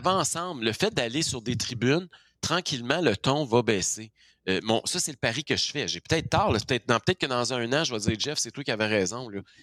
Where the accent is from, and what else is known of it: Quebec, Canada